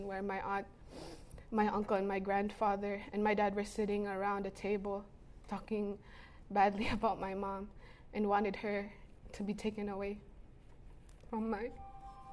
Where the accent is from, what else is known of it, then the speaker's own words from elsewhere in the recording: Cagayan de Oro, Northern Mindanao, Philippines; I was born and raised in Cagayan de Oro City in the Philippines.